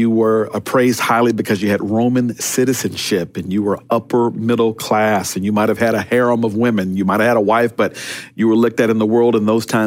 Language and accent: English; Pearl, Mississippi, United States; moved away; back in my neighborhood, growing up in Pearl, Mississippi